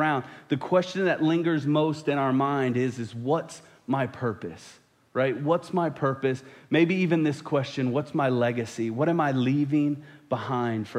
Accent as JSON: {"language": "English", "area": "just outside of D.C.", "region": "Virginia", "country": "United States", "tie": "born or raised there", "moved": "yes", "lives_now": "Missouri, United States", "said": "I didn't grow up in Missouri. I grew up in Virginia, just outside of D.C."}